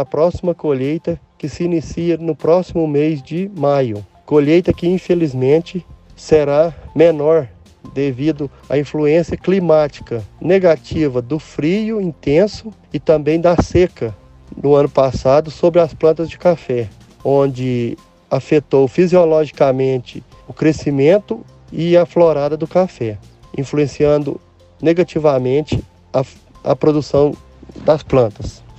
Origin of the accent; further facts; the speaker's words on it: Candeias, Minas Gerais, Brazil; sou da região de Candeias, Minas Gerais, onde cultivo café em minha pequena propriedade.